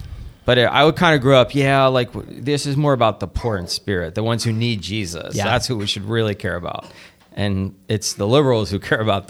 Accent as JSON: {"language": "English", "country": "United States", "tie": "born or raised there", "said": "I grew up in the prosperity era of America between 1950 and around 2008."}